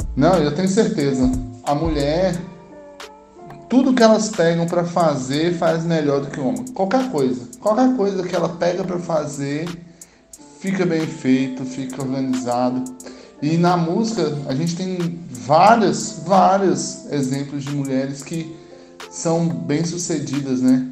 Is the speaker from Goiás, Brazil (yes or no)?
yes; Goiânia, Goiás, Brazil; Sou de Goiânia também